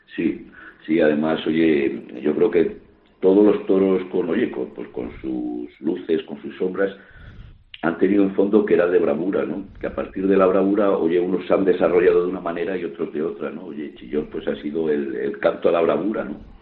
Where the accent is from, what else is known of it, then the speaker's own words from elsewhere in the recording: Salamanca, Castile and León, Spain; una plaza como, la nuestra, como en Salamanca.